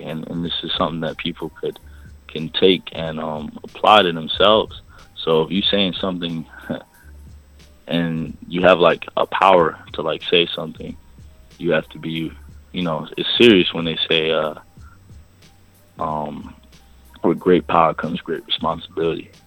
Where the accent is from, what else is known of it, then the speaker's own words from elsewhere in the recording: New York City, New York, United States; I'm from Brooklyn, East New York. Family is all Jamaican